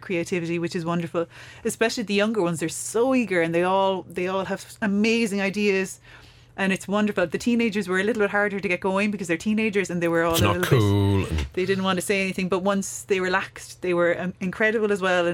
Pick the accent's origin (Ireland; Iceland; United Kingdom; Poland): Ireland; Buttevant, Munster; now in West Cork, Ireland; I'm from North Cork. I'm from like Buttevant.